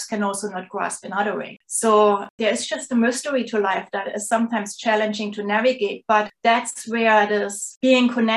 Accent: Leipzig, Saxony, Germany; moved away as an adult; now in St. John's, Canada; I'm originally from Germany. So that's where everything started. I was born in Leipzig, which is a city in the eastern part of Germany, south of Berlin

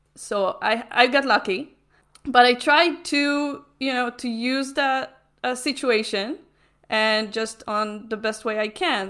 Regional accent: Israel; I'm from Israel.

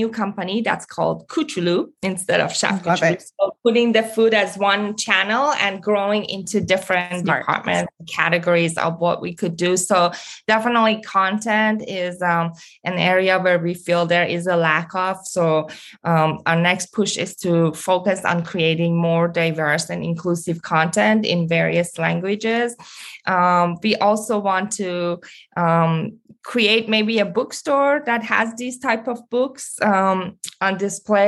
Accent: Iran; moved away; growing up in Iran and then coming here as an immigrant

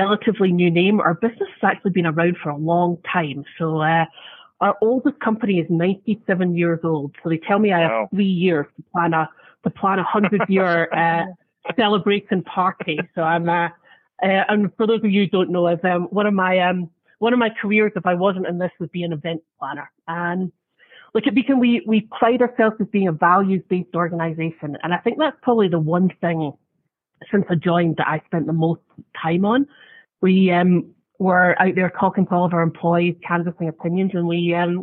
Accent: Scotland, United Kingdom; moved away as an adult; now in United States; I was in Scotland, and I moved there just over 10 years ago

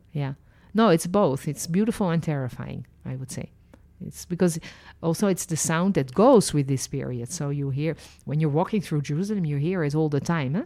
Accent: Netherlands; also born or lived in France; now in Israel; I was born in Holland. then lived and worked as a licensed tour guide in France and ended my journey living and working in Israel.

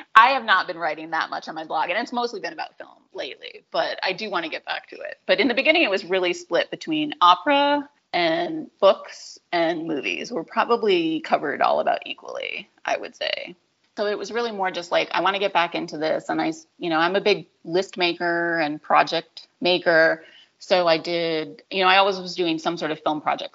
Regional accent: New England, United States; I grew up in New England

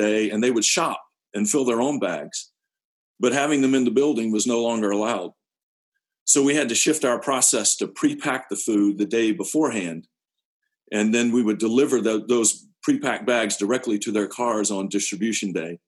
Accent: Fitchburg, Massachusetts, United States; I'm from Fitchburg.

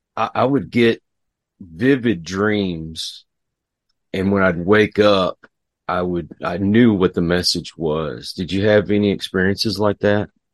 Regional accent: Texas, United States; I'm from Texas

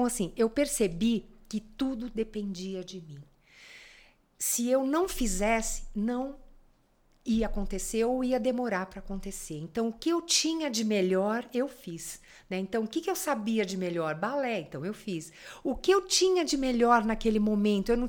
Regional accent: São Paulo, Brazil; eu sou paulistana.

